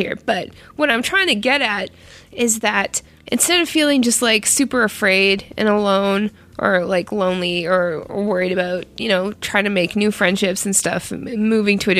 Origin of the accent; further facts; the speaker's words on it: Canada; now in United States; I am Canadian, and I am foreign in this country of America